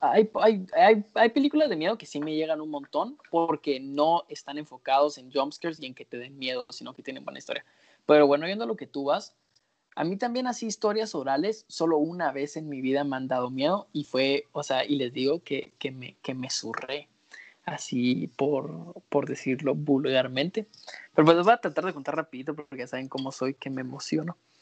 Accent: Antigua Guatemala, Sacatepéquez, Guatemala; yo soy de Antigua

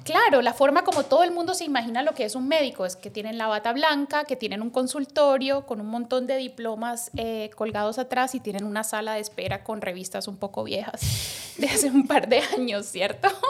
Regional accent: Colombia; moved away as an adult; also born or lived in Bogotá, Colombia; now in Dominican Republic; yo soy médica colombiana

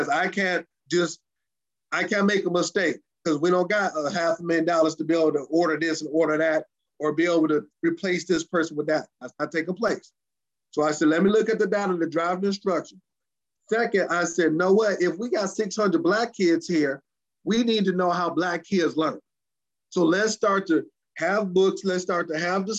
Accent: Detroit, Michigan, United States; grew up and raised in the metropolitan Detroit area

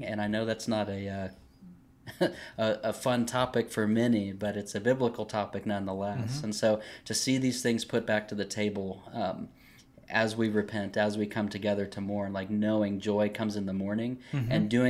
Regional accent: the South, United States; I'm from the South. I'm military. My father was military.

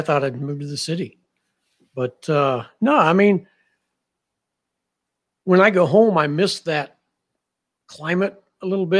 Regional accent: Sterling, Kansas, United States; moved away as an adult; now in Penn Yan, United States; my hometown, Sterling, Kansas, was all agriculturally based. Obviously, there weren't any vineyards, but it was all cash crop and cattle.

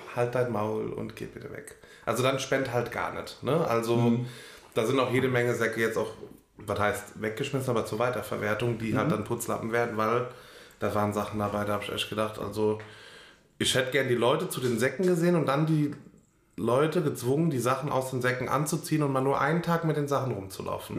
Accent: Germany; bin Deutscher

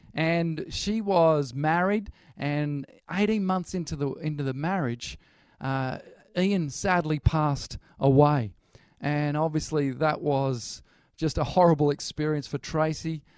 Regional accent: Newcastle, New South Wales, Australia; moved away as an adult; now in Birmingham, United Kingdom; originally, we're from Newcastle.

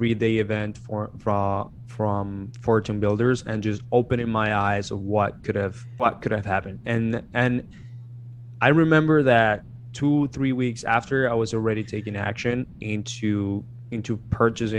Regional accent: Colombia; moved away as an adult; now in United States; I'm from Colombia, I'm from South America

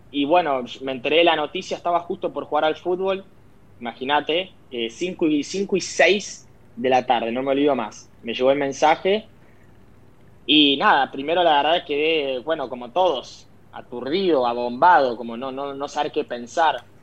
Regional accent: Argentina; now in Naples, Italy; uno como siendo argentino, al venir acá, ah. eh, ves lo querido que es Diego

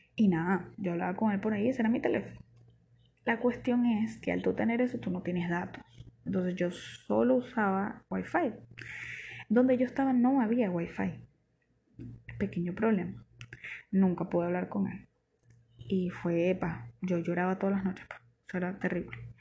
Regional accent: Barquisimeto, Lara, Venezuela; yo soy de Barquisimeto.

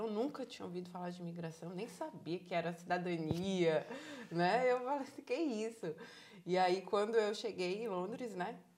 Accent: Salvador, Bahia, Brazil; moved away as an adult; now in Ireland; Sou de Salvador, Bahia. sou de Salvador, Bahia.

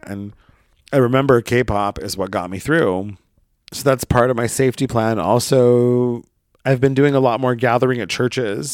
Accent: Brookings, Oregon, United States; moved away; my hometown, and I'll just let you Google Brookings, Oregon

